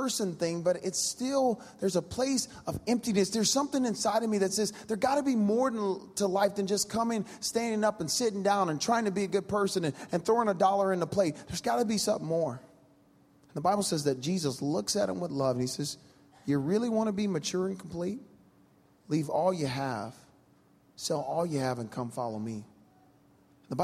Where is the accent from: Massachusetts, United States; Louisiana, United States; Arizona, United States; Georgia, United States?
Louisiana, United States; I'm from Louisiana